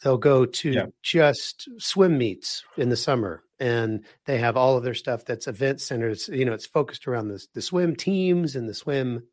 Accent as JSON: {"language": "English", "town": "Wichita", "region": "Kansas", "country": "United States", "moved": "yes", "said": "I'm originally from Wichita, Kansas"}